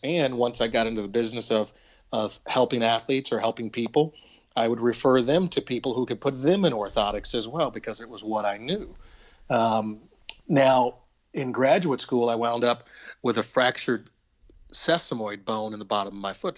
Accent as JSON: {"language": "English", "town": "Little Rock", "region": "Arkansas", "country": "United States", "tie": "born or raised there", "moved": "yes", "said": "I grew up in Little Rock, Arkansas"}